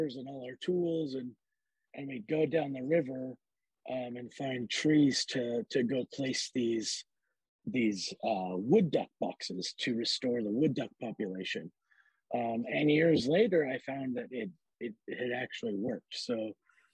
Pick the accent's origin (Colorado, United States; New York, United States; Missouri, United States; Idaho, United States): Idaho, United States; Boise; moved away; also born or lived in Pearl Harbor, Hawaii / Western Washington; I grew up in Idaho, in Boise, and we moved there when I was like 6 years old.